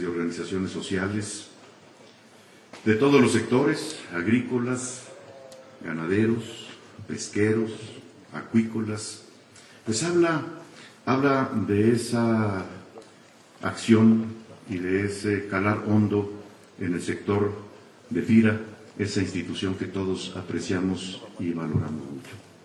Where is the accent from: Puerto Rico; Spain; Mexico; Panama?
Mexico; somos eh, mexicanos